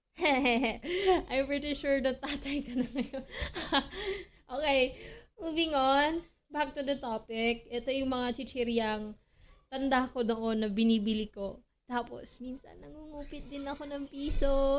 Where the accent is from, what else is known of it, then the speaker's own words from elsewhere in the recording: Philippines; being a Filipino